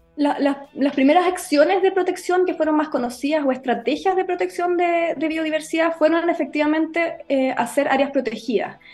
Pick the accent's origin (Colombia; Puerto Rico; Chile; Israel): Chile; Osorno, Los Lagos; also born or lived in Santiago / London; yo soy de Osorno, nací y criada en Osorno